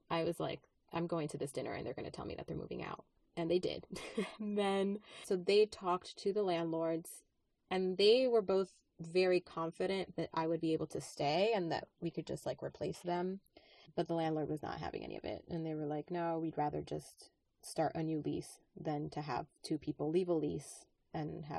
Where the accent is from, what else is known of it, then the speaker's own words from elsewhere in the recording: New York, United States; moved away; I grew up in New York